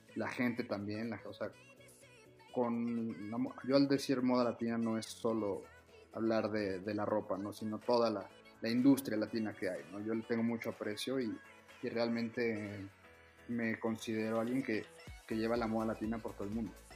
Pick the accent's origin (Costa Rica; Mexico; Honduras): Mexico; soy el, primer mexicano